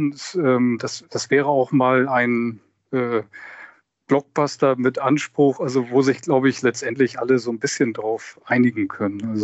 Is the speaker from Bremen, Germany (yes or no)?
no; Hamburg, Germany; born there; Ja, und erinnert mich sehr an meine Kindheit. Ich bin auch in Hamburg geboren.